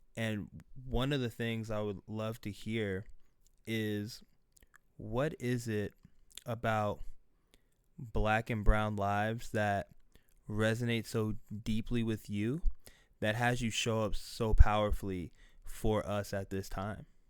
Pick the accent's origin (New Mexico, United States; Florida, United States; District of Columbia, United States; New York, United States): Florida, United States; Weston; I grew up in Weston, Florida, uh, West Broward County